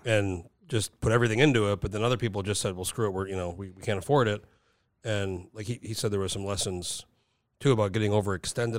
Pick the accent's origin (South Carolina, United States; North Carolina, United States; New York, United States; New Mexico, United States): New Mexico, United States; Rio Rancho; moved away; I grew up in Rio Rancho